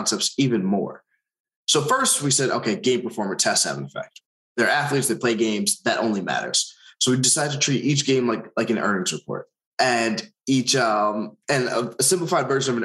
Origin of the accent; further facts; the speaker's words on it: Long Island, New York, United States; I'm from Long Island